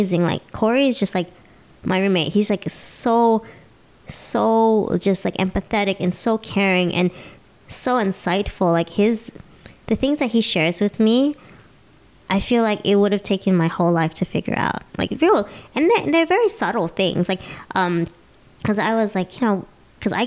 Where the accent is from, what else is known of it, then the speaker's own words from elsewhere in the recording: United States; I'm an American